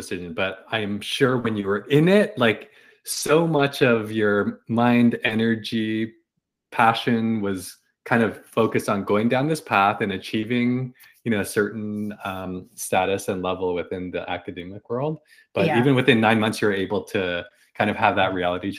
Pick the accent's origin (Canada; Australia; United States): Canada; I'm Canadian, but Canadian Chinese